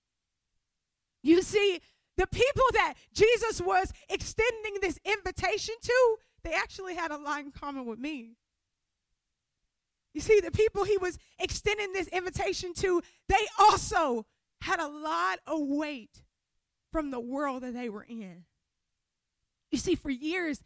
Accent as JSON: {"language": "English", "region": "Louisiana", "country": "United States", "moved": "yes", "said": "I'm from Louisiana"}